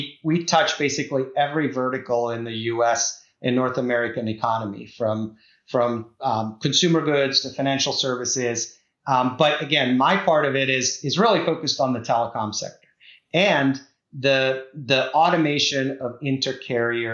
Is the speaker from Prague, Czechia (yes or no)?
yes; Prague, Czechia; now in Vienna, Virginia, United States; I'm originally from the Czech Republic, so from Prague. That's my original hometown.